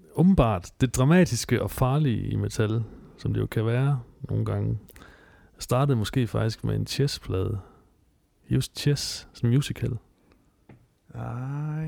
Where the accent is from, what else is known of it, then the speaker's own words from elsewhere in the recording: Southern Jutland, Southern Denmark, Denmark; moved away; jeg voksede op i Sønderjylland